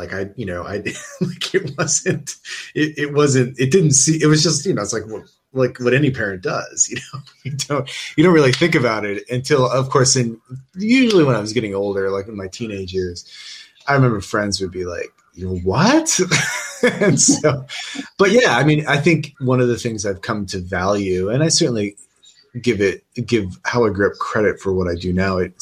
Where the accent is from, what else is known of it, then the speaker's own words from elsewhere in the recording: United States; moved away as an adult; now in United Kingdom; I grew up in the American funeral industry because my father was a funeral director for about 35 years